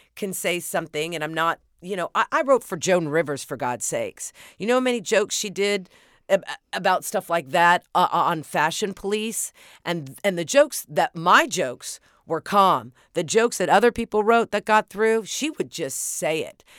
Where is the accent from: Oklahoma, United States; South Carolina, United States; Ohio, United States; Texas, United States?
Oklahoma, United States; moved away; I grew up in Oklahoma